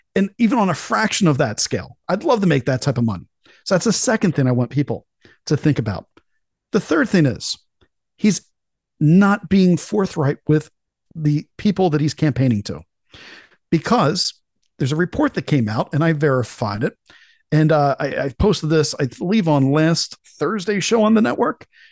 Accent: Delaware, United States; here in my home state

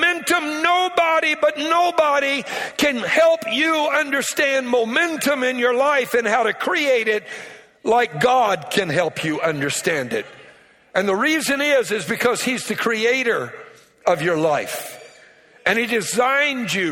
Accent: Louisiana, United States; I'm from Louisiana. I'm a Cajun

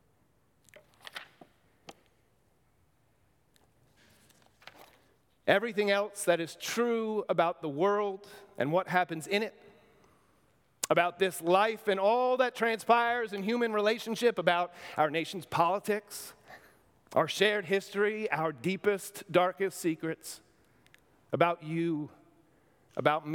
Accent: near New Rochelle, New York, United States; in New Rochelle, New York, near my hometown

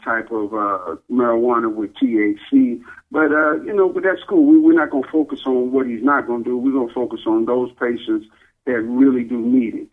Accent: Dallas, Texas, United States; I'm from Dallas, and you know, I love Texas, that's where I'm from

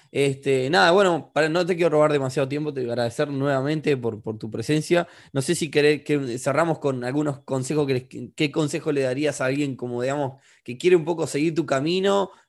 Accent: Uruguay; tú sos peruano, nosotros somos de Uruguay, estamos en una situación más o menos parecida, países que no son desarrollados del todo todavía

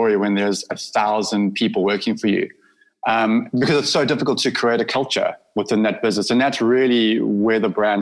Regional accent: Durban, KwaZulu-Natal, South Africa; So this is actually Durban. So okay. I grew up on Derry Beach

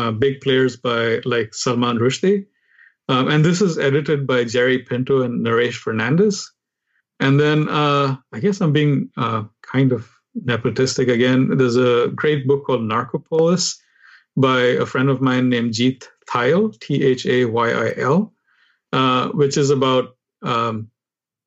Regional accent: India; born or raised there; accent: Indian; moved away as an adult; now in United States

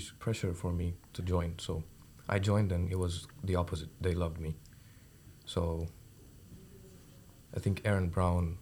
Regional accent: Zambia; also born or lived in India; now in Toronto, Canada; I'm from India. I grew up in Zambia, though.

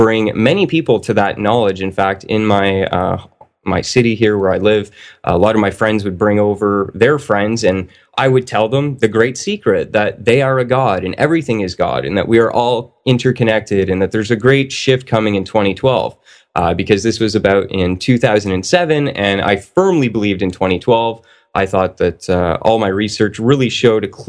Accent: Canada; I'm a Canadian. I grew up in a Catholic family

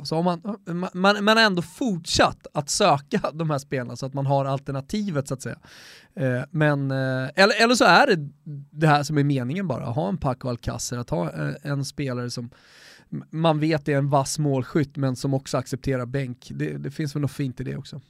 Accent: Sweden; som svensk

